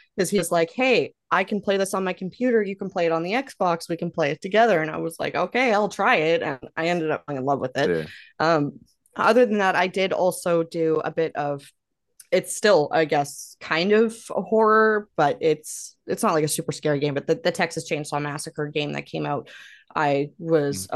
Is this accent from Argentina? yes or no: no; Canada; I'm Canadian